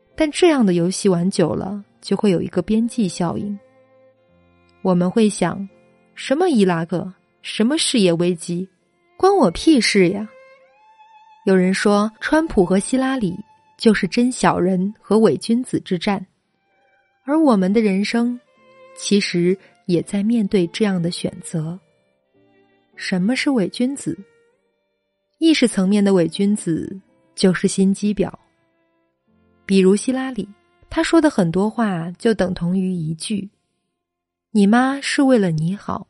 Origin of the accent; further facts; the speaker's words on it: China; 我们中国人